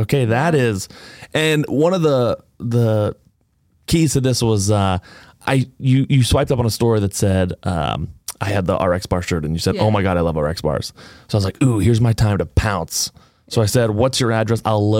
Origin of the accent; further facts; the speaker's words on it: Windham, New Hampshire, United States; I'm from Windham, New Hampshire originally.